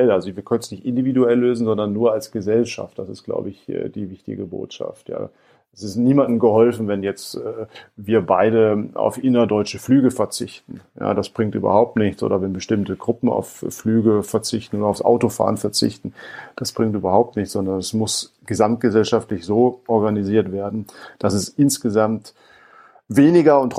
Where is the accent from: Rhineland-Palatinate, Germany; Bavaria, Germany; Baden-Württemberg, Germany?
Rhineland-Palatinate, Germany; Ich komme aus der Gegend des Ahrtals, ähm, von daher ähm, viele im Ahrtal sagen auch